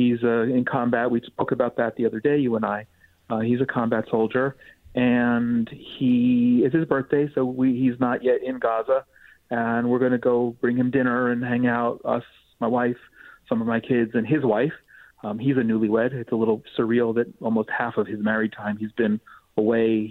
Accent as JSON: {"language": "English", "country": "United States", "moved": "yes", "lives_now": "Israel", "said": "As an American"}